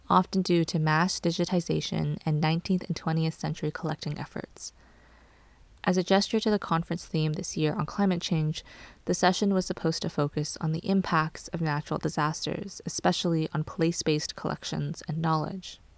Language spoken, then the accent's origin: English; Canada; I am Cantonese Canadian and part of the Hong Kong diaspora.